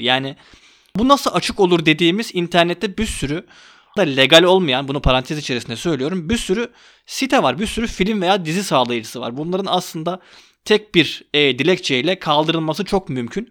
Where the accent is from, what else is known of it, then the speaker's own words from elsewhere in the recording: Istanbul, Turkey; Ben 91 doğumluyum. İstanbul'da doğdum.